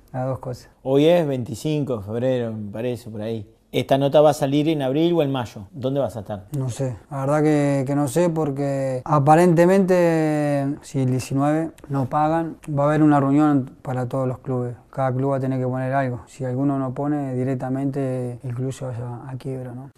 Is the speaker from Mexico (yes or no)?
no; Uruguay; el uruguayo que somos, somos españoles, pero también somos tanos